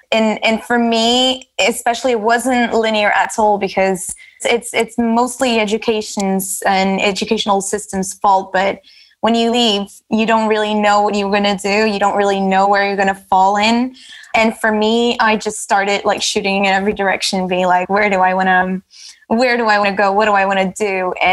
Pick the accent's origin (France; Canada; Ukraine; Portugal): Portugal; Lisbon; English is a second language; moved away as an adult; also born or lived in Manchester, United Kingdom; now in London, United Kingdom; And in my case, I moved from Lisbon to the UK and I spent a couple of years in Manchester studying and working. And then managed to get a job in London, moved to London.